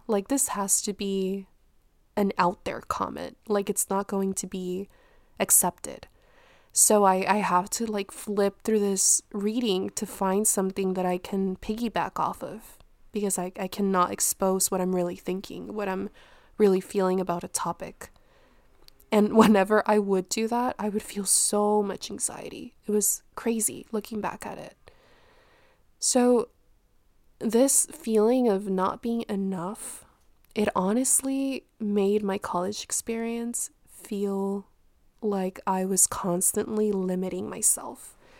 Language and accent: English; Mexico; moved away; where I was born in Mexico